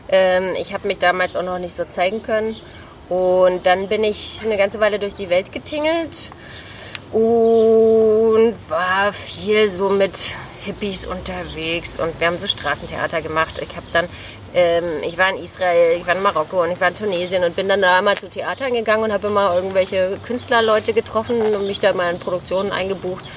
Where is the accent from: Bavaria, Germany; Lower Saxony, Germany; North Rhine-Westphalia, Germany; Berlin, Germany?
Berlin, Germany; also born or lived in Australia; Ich bin in Berlin groß geworden, in Mitte